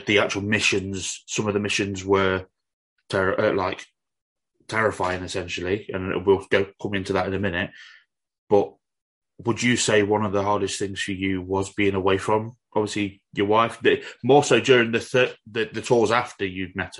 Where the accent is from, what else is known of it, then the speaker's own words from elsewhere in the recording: Nottingham, East Midlands, United Kingdom; I'm from Nottingham, and in Nottingham City Centre